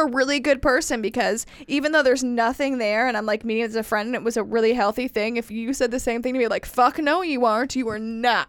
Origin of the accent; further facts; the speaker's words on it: Indiana, United States; moved away; I'm from Indiana, all my friends are there, my history's there, everything's there.